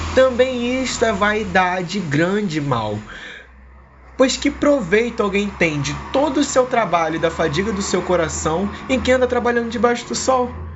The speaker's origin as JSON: {"language": "Portuguese", "town": "Vila Velha", "region": "Espírito Santo", "country": "Brazil", "said": "sou de Vila Velha, no Espírito Santo, tenho 18 anos"}